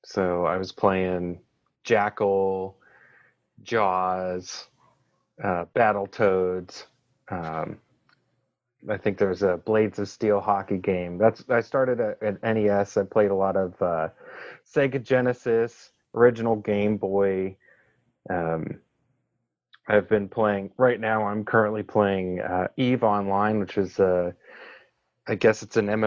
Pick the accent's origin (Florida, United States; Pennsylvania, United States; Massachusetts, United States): Pennsylvania, United States; Pittsburgh; moved away as an adult; now in Charlotte, United States; I'm originally from Pittsburgh, Pennsylvania